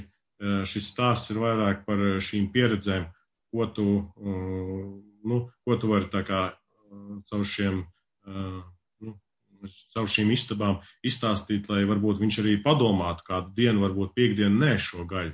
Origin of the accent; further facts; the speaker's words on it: Latvia; now in Sweden; es pašlaik esmu Zviedrijā, bet es nāku uh, no Latvijas